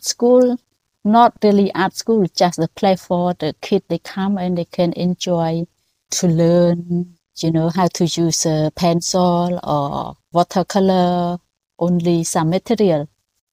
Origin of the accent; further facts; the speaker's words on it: Battambang, Cambodia; English is a second language; moved away as an adult; also born or lived in France; now in Phnom Penh, Cambodia; in my area in Battambang, I was born in Battambang